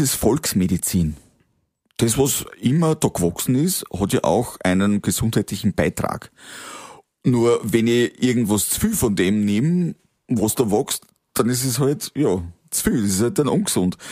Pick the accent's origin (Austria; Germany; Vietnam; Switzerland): Austria; Waldviertel, Lower Austria; im Waldviertel, wenn du in dieser Bescheidenheit aufgewachsen bist, wenn du das mitgekriegt hast von deinen Eltern